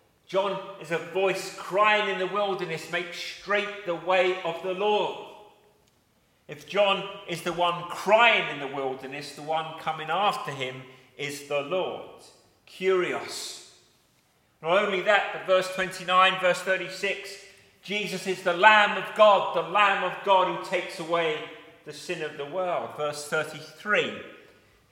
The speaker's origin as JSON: {"language": "English", "town": "Eltham", "region": "London", "country": "United Kingdom", "tie": "born or raised there", "said": "where I was born in Eltham"}